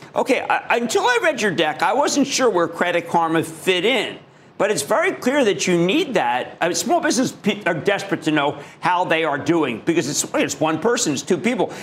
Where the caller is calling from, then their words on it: Yukon, Oklahoma, United States; I'm calling from Yukon, Oklahoma